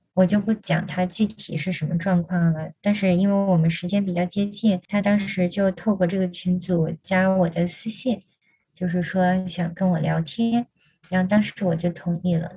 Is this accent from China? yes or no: yes; Shandong, China; now in Hong Kong, China; 但是我妈妈就从山东过到香港过来照顾我坐月子